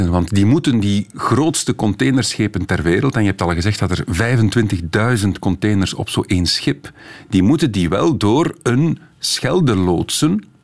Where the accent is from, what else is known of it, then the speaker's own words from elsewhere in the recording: Zwijndrecht, Flanders, Belgium; Ik ben zelf van Zwijndrecht, Danny. Het PFAS-verhaal hangt daar als een donkere wolk.